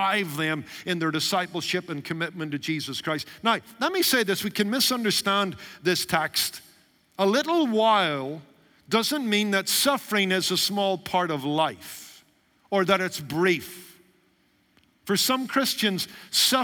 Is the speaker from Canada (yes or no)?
no; United Kingdom; Being a British Baptist by origin